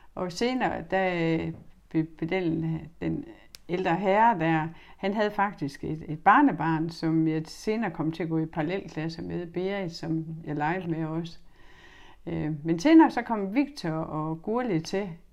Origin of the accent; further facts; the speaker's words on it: Horsens, Central Denmark Region, Denmark; jeg er født og opvokset i Skolegade